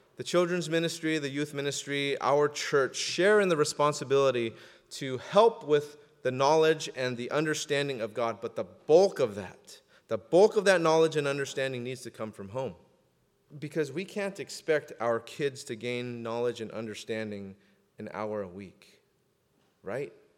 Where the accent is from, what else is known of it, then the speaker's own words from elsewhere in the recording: Southern California, United States; I'm from Southern California, and I put the before the number